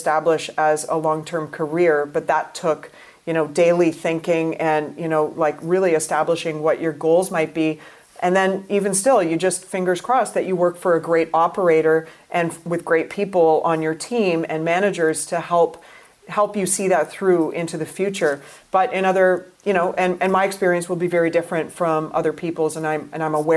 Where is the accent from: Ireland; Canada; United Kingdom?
Canada; I'm from Canada